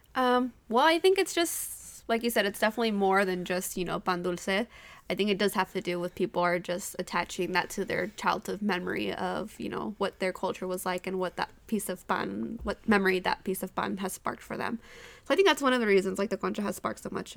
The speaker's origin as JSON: {"language": "English", "town": "Modesto", "region": "California", "country": "United States", "tie": "born or raised there", "also_born_or_lived": "Bay Area, California", "said": "I grew up in Modesto"}